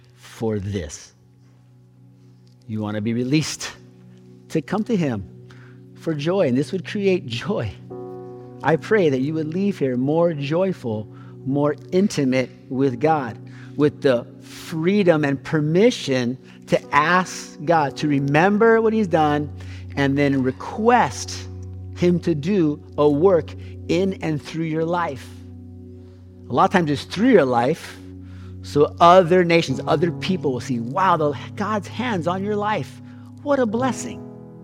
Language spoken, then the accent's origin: English; Hawaii, United States; now in San Diego, United States; I'm from Hawaii